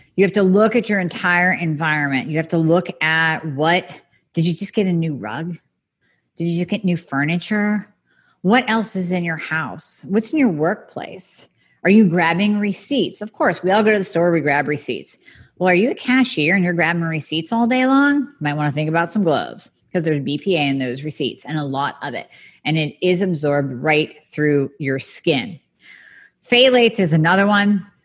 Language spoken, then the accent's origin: English; United States; I love being American, love my country